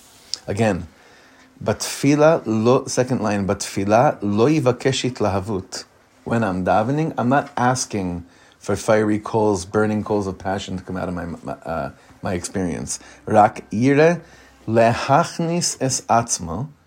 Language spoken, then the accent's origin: English; Hollywood, California, United States; I'm used to Hollywood. I grew up in Hollywood.